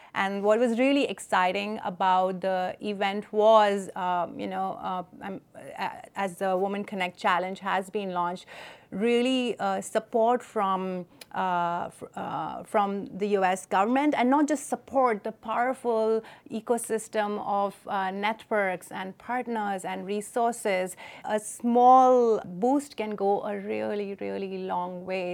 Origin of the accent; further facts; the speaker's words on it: New Delhi, Delhi, India; moved away; I grew up in New Delhi